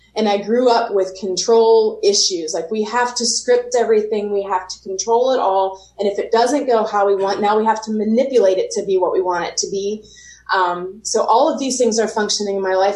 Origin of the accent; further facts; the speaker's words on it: Pennsylvania, United States; i'm in pennsylvania right now